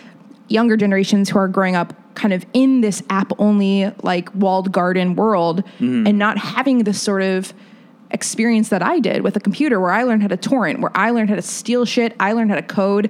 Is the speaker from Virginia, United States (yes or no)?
no; Fort Wayne, Indiana, United States; moved away; growing up in Fort Wayne, and I love where I'm from